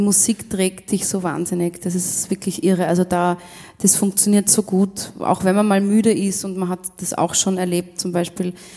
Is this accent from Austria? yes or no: yes; Rum, Tyrol, Austria; Aus Rum. Aus Rum in Tirol, ja, das heißt echt so. Bin ich geboren in Rum